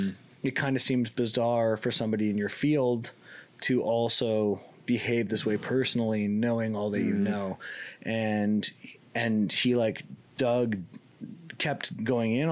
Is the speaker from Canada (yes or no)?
yes; Canada; I'm Canadian.